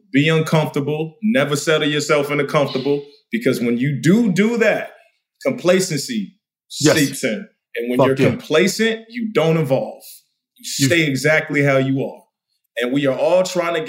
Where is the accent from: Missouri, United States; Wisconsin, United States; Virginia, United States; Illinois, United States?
Virginia, United States; Chesapeake; I'm from the South. I'm from Chesapeake, Virginia. I'm from the DMV.